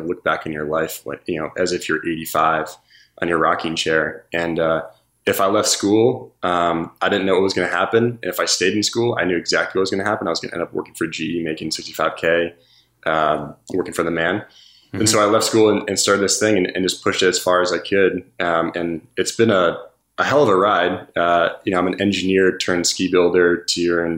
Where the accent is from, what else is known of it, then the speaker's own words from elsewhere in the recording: Vermont, United States; also born or lived in Wheaton, Illinois / Clarkson University, upstate New York; moved to Vermont when I was 4. And yeah, basically been here ever since